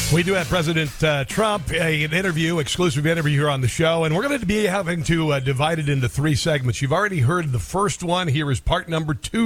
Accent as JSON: {"language": "English", "town": "Neola", "region": "Iowa", "country": "United States", "tie": "born or raised there", "said": "I'm from a small town in Southwest Iowa called Neola"}